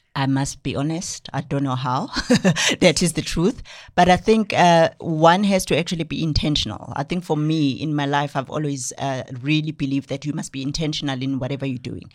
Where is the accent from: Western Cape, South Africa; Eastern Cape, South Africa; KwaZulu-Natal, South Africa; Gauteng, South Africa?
KwaZulu-Natal, South Africa; Newcastle; now in Johannesburg, South Africa; from K Z N, I was born and bred in Newcastle and moved to Joburg, um, in two thousand.